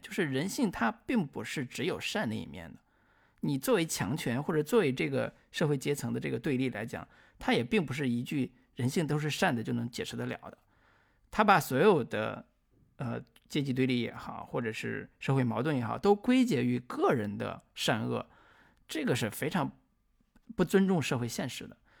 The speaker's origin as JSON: {"language": "Chinese", "country": "China", "said": "我们中国人"}